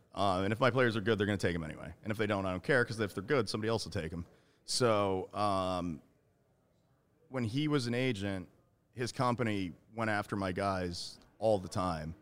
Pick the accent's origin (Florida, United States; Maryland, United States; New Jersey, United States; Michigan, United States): Florida, United States; I'm from Florida